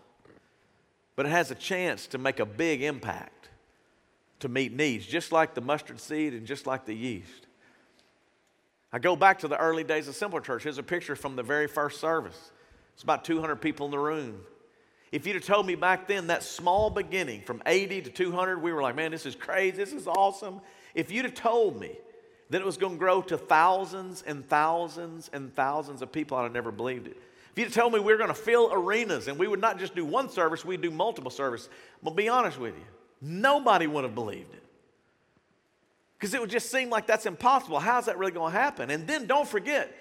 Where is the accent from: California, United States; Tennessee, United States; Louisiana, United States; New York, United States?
Louisiana, United States; Shreveport; I grew up in South Shreveport